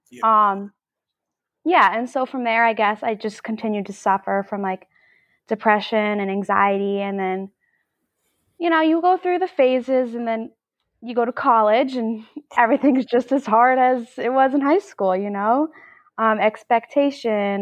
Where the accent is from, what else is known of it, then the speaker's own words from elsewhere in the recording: New Jersey, United States; I'm 24 years old, and I'm from New Jersey